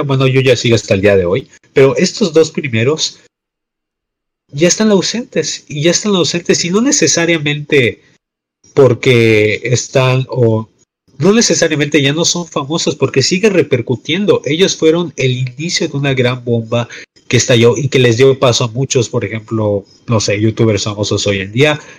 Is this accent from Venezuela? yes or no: no; Mexico; en este bello slash horrible país, pero que técnicamente somos orgullosamente mexicanos